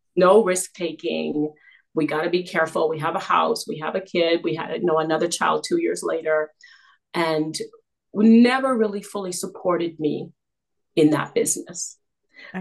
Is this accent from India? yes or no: no; Canada; also born or lived in South Africa; I was born in South Africa. Uh, but we migrated to Canada and when I was just a toddler. So I've grown up here.